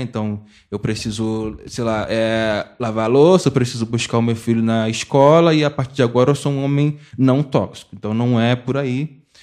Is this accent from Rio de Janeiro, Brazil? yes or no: yes; Mesquita, Rio de Janeiro, Brazil; sou de Mesquita, na, na da Fluminense, nascido é, e criado